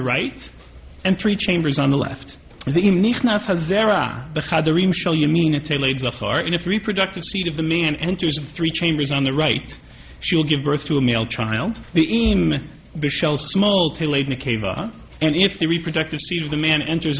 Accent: Midwest, United States; moved away as an adult; now in New York, United States; I hail from the Midwest, and I went to yeshiva in the Midwest and then came to New York to train at Yeshiva University

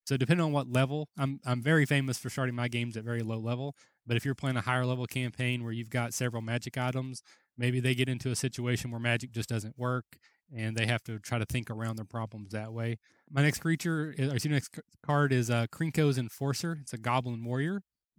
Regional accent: Kentucky, United States; again, I'm from Kentucky

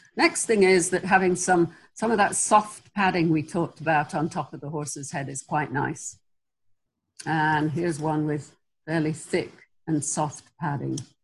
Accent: England, United Kingdom; moved away; I'm originally English.

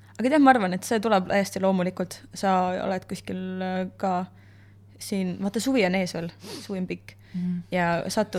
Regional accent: Estonia; also born or lived in United States; ma olen ikkagi eestlane

